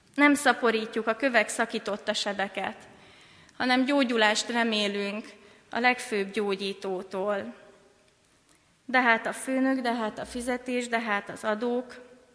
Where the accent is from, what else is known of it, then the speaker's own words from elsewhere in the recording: Hungary; first language Hungarian; Magyar honfitársaim